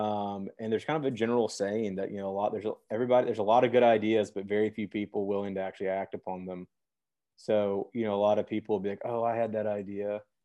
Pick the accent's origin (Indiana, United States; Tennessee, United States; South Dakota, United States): Tennessee, United States; Memphis; I'm born and raised in Memphis, Tennessee.